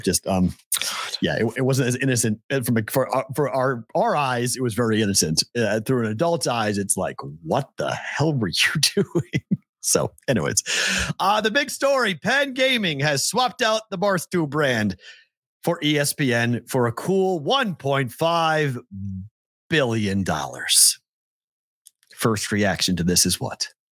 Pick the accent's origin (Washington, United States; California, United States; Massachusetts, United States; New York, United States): Massachusetts, United States; North Shore of Boston; I'm from the North Shore